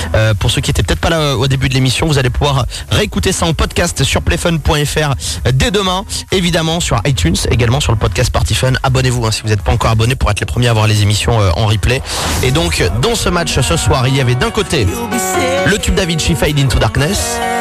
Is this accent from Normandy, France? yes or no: yes; Normandy, France; je suis de Normandie